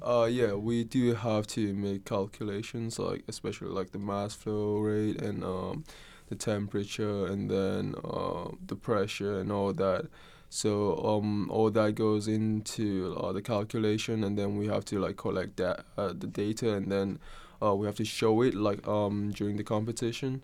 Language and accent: English; Kenya; moved away as an adult; now in Oregon, United States; I'm not from Oregon. Uh, I'm actually from Kenya, which is, uh, East Africa